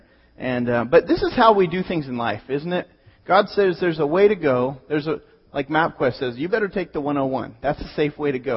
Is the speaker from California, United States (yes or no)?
yes; Pismo Beach, California, United States; born or raised there